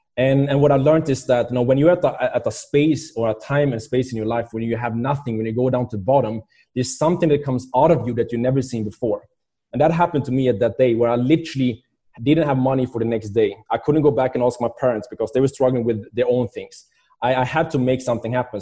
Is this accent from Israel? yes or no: no; Sweden; moved away; I was, uh, growing up in Sweden